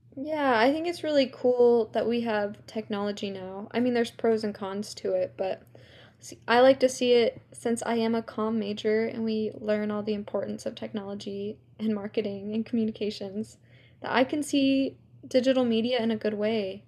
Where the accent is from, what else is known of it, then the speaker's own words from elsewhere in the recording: California, United States; also born or lived in New York; I grew up in New York, and then at the age of seven, I moved from New York to California